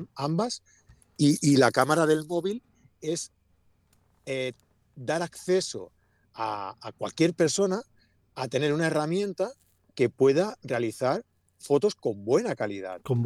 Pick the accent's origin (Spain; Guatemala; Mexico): Spain; Sant Feliu de Llobregat, Catalonia; Yo nací en San Felipe de Bregat.